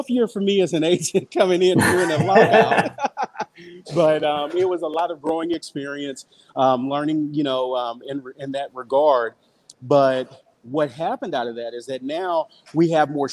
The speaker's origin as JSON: {"language": "English", "town": "Orange", "region": "Texas", "country": "United States", "tie": "born or raised there", "said": "I was born and raised in Orange, Texas, hometown of Earl Thomas"}